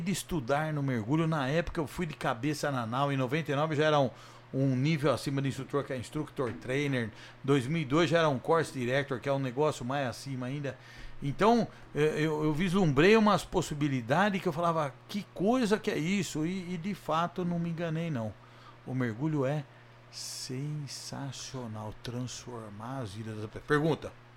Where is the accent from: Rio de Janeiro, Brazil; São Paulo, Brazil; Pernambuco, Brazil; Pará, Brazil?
São Paulo, Brazil; Jundiaí; eu sou de Jundiaí